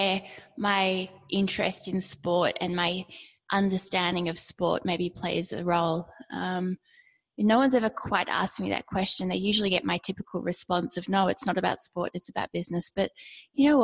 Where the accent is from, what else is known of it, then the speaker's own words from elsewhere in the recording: Australia; Growing up in Australia, everybody does sport and you do lots of sports